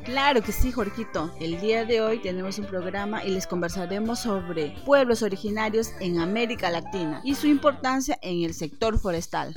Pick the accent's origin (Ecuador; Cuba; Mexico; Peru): Peru; nuestro querido Perú